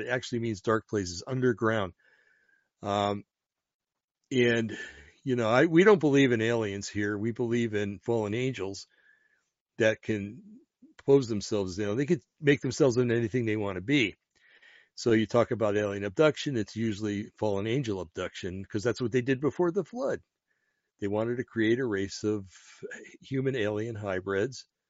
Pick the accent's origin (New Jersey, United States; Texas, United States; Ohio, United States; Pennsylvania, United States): New Jersey, United States; I come from New Jersey, an Italian community in Jersey